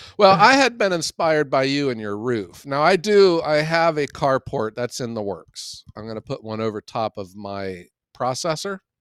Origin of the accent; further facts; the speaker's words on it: Ohio, United States; I am from Ohio